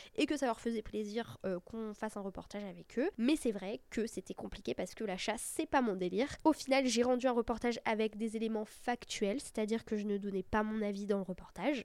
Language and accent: French; Brittany, France; now in Paris, France; je viens de Bretagne